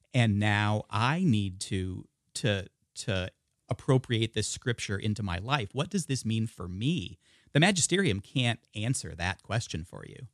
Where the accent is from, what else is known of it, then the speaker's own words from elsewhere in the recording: the Northwest, Pacific Northwest, United States; being born and raised in the Northwest